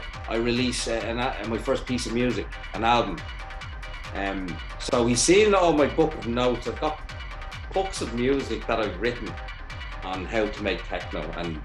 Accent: Ireland; also born or lived in Dublin; embrace me as your Detroit brother from Ireland

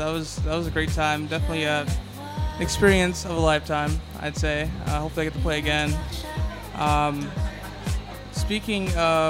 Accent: Michigan, United States; also born or lived in Detroit, Michigan / Westland, Michigan / Grand Blanc, Michigan / Mount Pleasant, Michigan; Michigan. I live in a few places.

